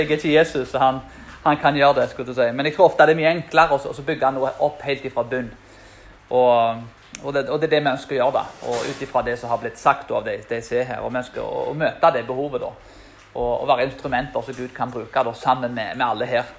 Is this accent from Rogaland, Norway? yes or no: yes; Karmøy, Rogaland, Norway; til og med der jeg er fra. Som er en, eh, Den hellige øy, som de kaller Karmøyene.